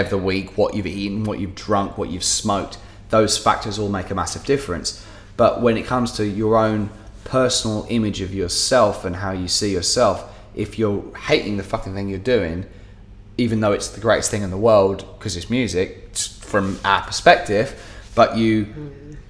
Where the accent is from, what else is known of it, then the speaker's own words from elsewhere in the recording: England, United Kingdom; now in Dubai, United Arab Emirates; As an English musician